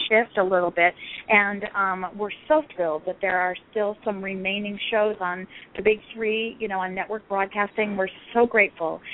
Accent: Scottsdale, Arizona, United States; moved away as an adult; also born or lived in Rapid City, South Dakota; I grew up in Arizona

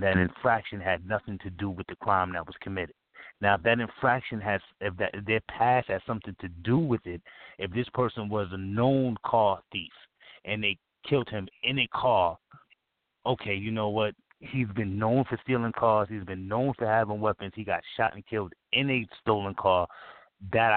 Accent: New York City, New York, United States; I'm a New Yorker

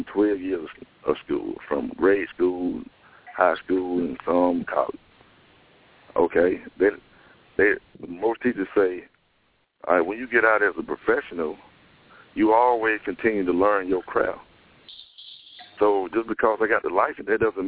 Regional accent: South Carolina, United States; I'm from South Carolina.

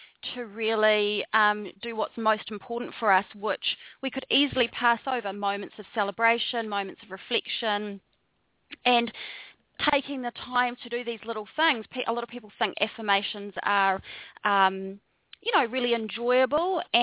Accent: New Zealand; moved away as an adult; also born or lived in Wellington, New Zealand; now in Bali, Indonesia; So I'm a Kiwi, which is a New Zealander. So I'm from down under. And I grew up in a very small farming community for the first 17 years of my life.

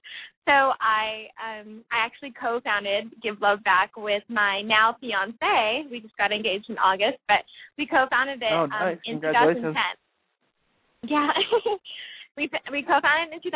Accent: California, United States; having been born and raised in California

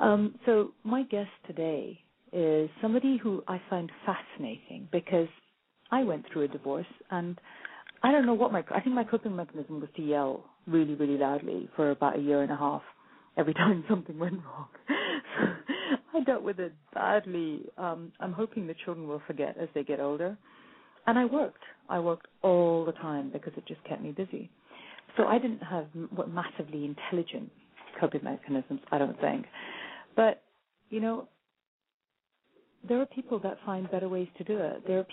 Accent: India; Now, I'm Indian, and that never occurred to me.

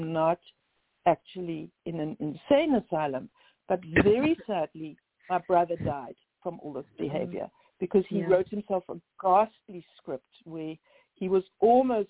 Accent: Cape Town, Western Cape, South Africa; moved away as an adult; now in United States; I'm from Cape Town.

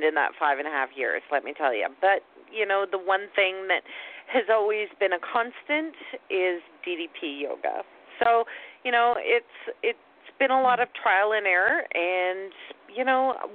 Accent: Canada; I'm Canadian

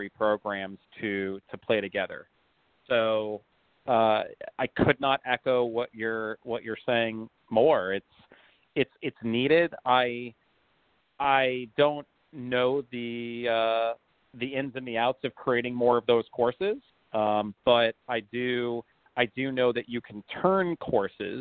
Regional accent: Los Angeles, California, United States; I grew up in Los Angeles

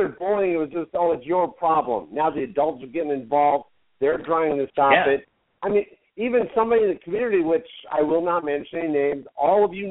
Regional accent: Burbank, California, United States; I grew up in Burbank.

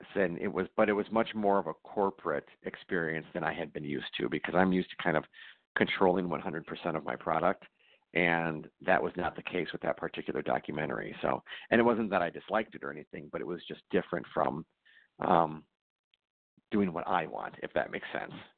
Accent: Racine, Wisconsin, United States; moved away as an adult; also born or lived in Los Angeles / Chicago; I moved back to uh, my hometown of Racine.

